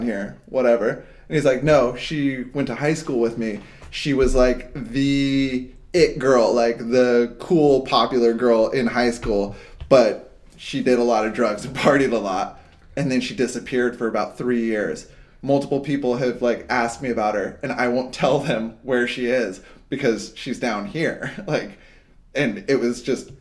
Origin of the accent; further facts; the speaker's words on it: Hawaii, United States; I grew up in Hawaii and we used to hitchhike everywhere. So I moved to Hawaii when I was like 13.